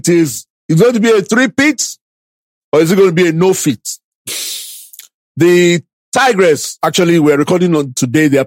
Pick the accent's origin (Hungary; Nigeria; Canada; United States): Nigeria; all of us as Nigerian, let me say Nigerian fans